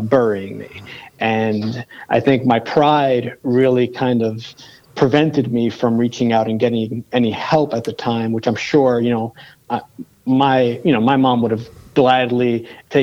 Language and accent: English; New York City, New York, United States; growing up in the South Bronx